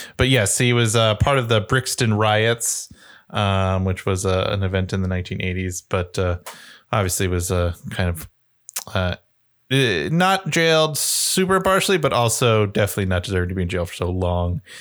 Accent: United States; being an American

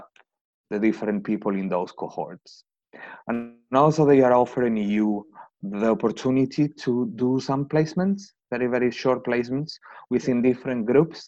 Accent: Spain; moved away as an adult; my country is a little bit different. As I said, I'm from Spain.

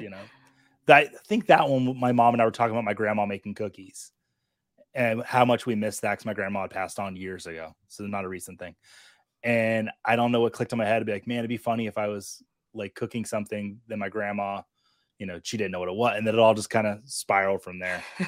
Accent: Montana, United States; I grew up in Montana

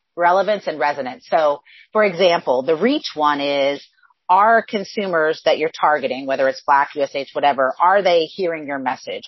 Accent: Northwest Iowa, United States; I actually grew up on a farm in extreme Northwest Iowa. So think about where Iowa, Minnesota, and South Dakota come together.

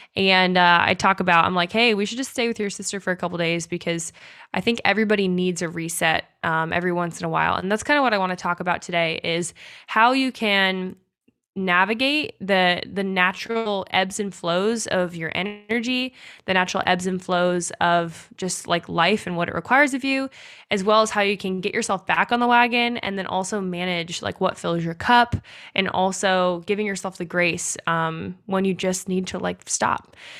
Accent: United States; we as Americans

